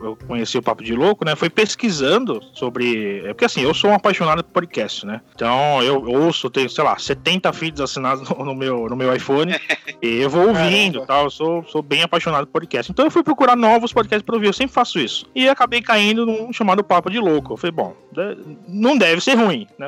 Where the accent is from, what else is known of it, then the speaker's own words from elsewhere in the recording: São Paulo, Brazil; sou de São Paulo, São Paulo Capitólio